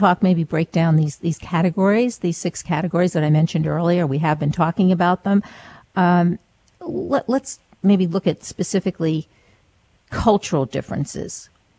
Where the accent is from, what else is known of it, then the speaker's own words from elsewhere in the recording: Maine, United States; now in New York City, United States; I'm originally from Maine, now living in New York City